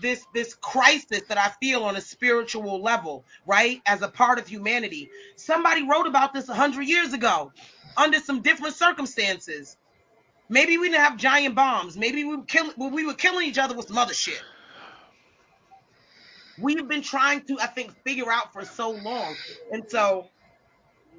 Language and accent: English; United States; I am complicit as an American.